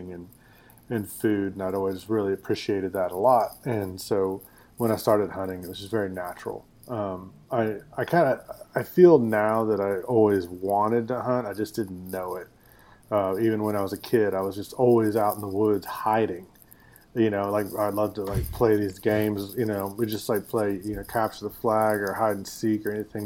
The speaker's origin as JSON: {"language": "English", "town": "Denton", "region": "Texas", "country": "United States", "tie": "born or raised there", "said": "I grew up in Denton, Texas, which is north of Dallas and Fort Worth"}